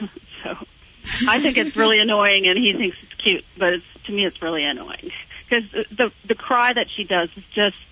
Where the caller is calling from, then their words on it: San Diego, California, United States; San Diego.